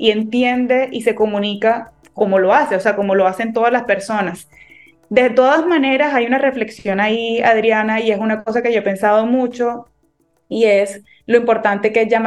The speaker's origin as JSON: {"language": "Spanish", "region": "Caribbean Region", "country": "Colombia", "said": "es un plato tradicional de la región de donde yo soy, que es el Caribe colombiano, sobre todo de Cartagena y los y Barranquilla, que son ciudades eh, son ciudades vecinas, hermanas además"}